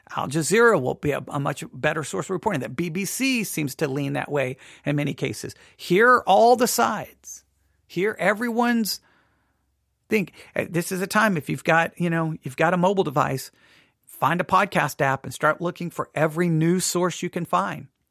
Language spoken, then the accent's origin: English; United States; I'm an America and love being an American